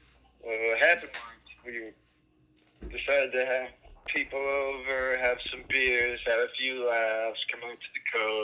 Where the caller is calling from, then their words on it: southern Georgia, United States; I'm calling from the roof of my home. It's in southern Georgia.